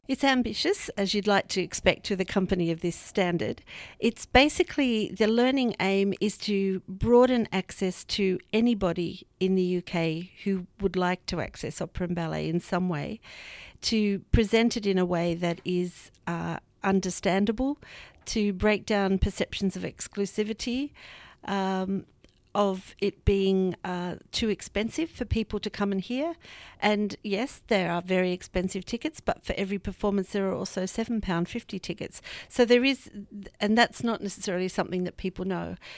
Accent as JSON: {"language": "English", "country": "Australia", "also_born_or_lived": "Sydney", "moved": "as an adult", "lives_now": "United Kingdom", "said": "as you can hear, I'm from the Antipodes. I came from Australia about three years ago"}